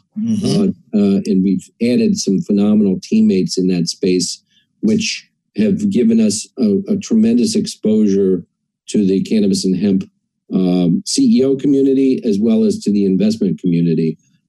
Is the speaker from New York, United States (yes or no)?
yes; Queens, New York, United States; born there; also born or lived in New England / Ohio / Pennsylvania; So I was born in Queens, New York, and I moved around a lot.